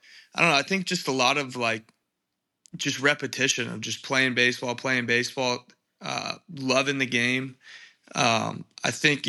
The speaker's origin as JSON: {"language": "English", "town": "Encinitas", "region": "California", "country": "United States", "tie": "born or raised there", "said": "It was pretty, pretty slow pace, man. It's like Encinitas is like a beach town."}